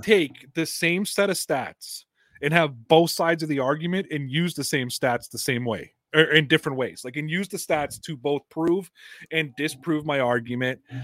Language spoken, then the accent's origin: English; Toronto, Ontario, Canada; I'm from Toronto